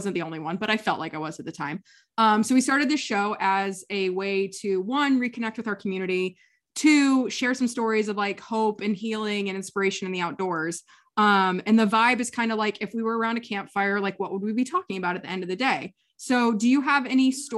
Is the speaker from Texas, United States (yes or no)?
no; Kansas, United States; also born or lived in San Diego; now in Maine, United States; I grew up in Kansas, where winter is icy and sad and there's nothing fun to do about it.